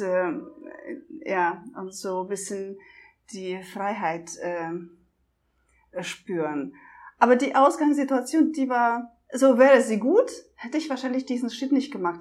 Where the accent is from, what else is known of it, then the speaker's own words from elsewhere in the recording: Russia; moved away; also born or lived in Germany; ich komme aus Russland, äh, ich konnte die einmal eins Tabelle in der ersten Klasse auswendig